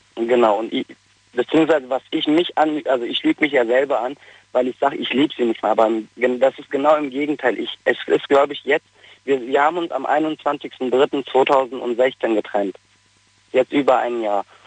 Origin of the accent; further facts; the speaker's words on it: North Rhine-Westphalia, Germany; moved away as an adult; also born or lived in Bavaria; ich bin ja aus Nordrhein-Westfalen